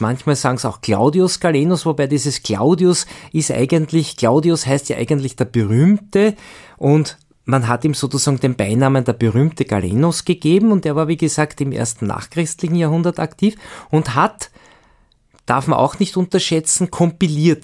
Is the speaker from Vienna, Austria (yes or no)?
yes; Vienna, Austria; moved away as an adult; now in Graz, Austria; Ich komme ja aus Wien, ich habe ja in Wien fast 40 Jahre gearbeitet